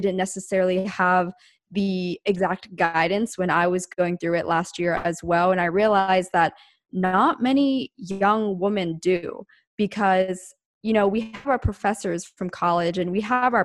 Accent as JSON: {"language": "English", "area": "outside of Philadelphia", "region": "Pennsylvania", "country": "United States", "moved": "as an adult", "lives_now": "Orange County, United States", "said": "I was originally from the East Coast in Pennsylvania, outside of Philadelphia. But when I was 18, I moved to Southern California"}